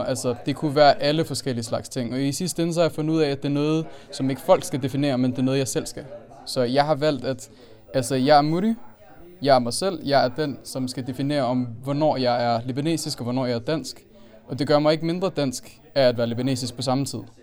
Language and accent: Danish; Denmark; also born or lived in Aalborg; jeg er født og opvokset i Danmark, men jeg har en anden multikulturel baggrund